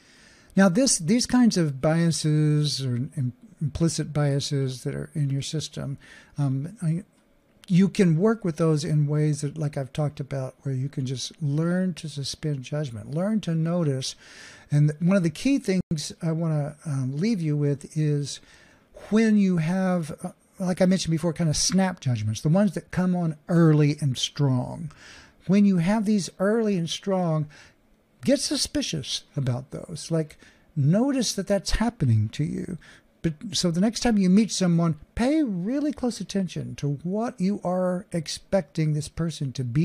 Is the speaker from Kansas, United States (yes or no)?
no; Oklahoma, United States; there's a thing called a Southern accent, and I grew up in Oklahoma. And so while that's not exactly a Southern one, it is definitely one, and it's one that I know pretty darn well, because I was there.